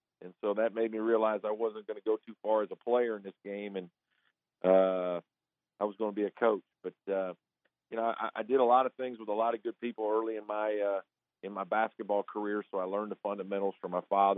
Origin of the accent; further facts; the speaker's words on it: Southern Indiana, United States; moved away; growing up in Indiana, Southern Indiana